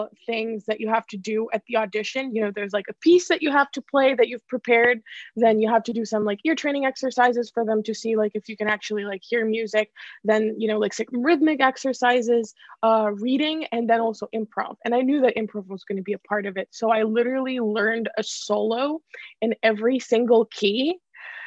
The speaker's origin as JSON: {"language": "English", "country": "Ukraine", "tie": "born or raised there", "also_born_or_lived": "Boston, United States", "moved": "as an adult", "lives_now": "Los Angeles, United States", "said": "I'm originally from Ukraine. Like I was born in Ukraine, and then I moved to Boston to go to Berklee."}